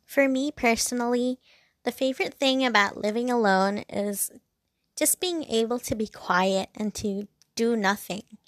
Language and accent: English; Hong Kong; I'm from Hong Kong and it's very busy, it's very loud